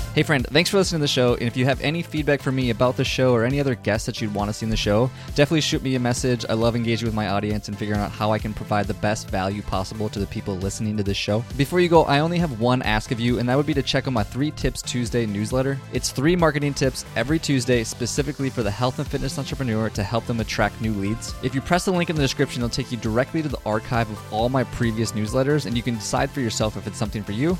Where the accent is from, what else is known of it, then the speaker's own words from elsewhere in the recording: Minnesota, United States; now in Austin, United States; I'm from Minnesota